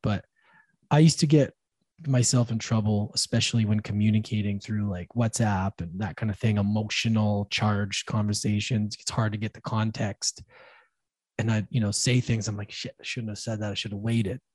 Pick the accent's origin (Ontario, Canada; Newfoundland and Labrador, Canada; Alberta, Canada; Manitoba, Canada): Alberta, Canada; Edmonton; I ended up back in my hometown Edmonton